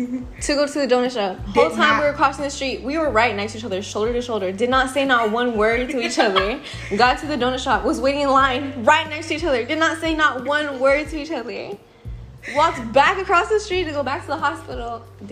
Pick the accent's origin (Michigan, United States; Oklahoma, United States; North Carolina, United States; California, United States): California, United States; Long Beach; I'm 21. I'm from Long Beach, California.